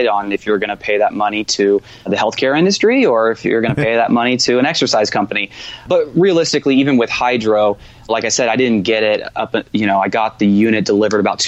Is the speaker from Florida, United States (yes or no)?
yes; Jacksonville, Florida, United States; now in Los Angeles, United States; I grew up in Florida where you had the humidity, you had bugs, you know, but it was a great place, you know, Jacksonville